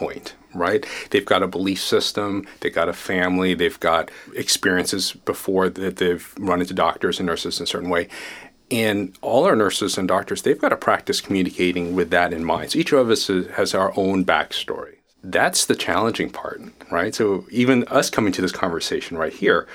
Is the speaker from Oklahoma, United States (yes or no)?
yes; Tulsa, Oklahoma, United States; moved away; also born or lived in Kuala Lumpur, Malaysia / Jakarta, Indonesia / Chapel Hill, North Carolina; I moved to the U.S. when I was 5, for example. So I grew up in Tulsa, Oklahoma